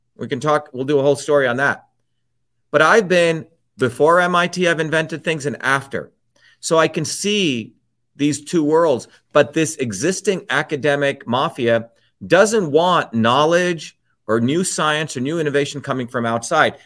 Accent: India; moved away; I grew up in India

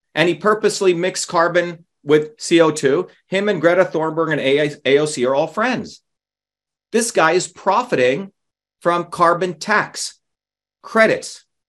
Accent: New Jersey, United States; I grew up in New Jersey. I grew up with everyday people

